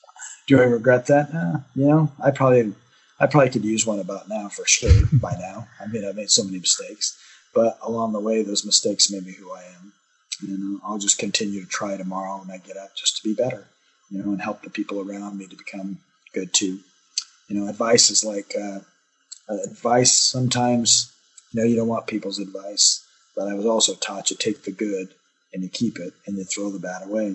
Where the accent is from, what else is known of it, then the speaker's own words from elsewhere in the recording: United States; I'm an American